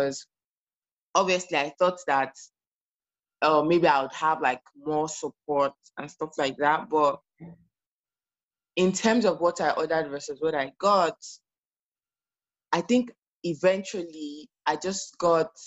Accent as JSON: {"language": "English", "country": "Nigeria", "moved": "as an adult", "lives_now": "Canada", "said": "I am a Nigerian immigrant currently living in Canada"}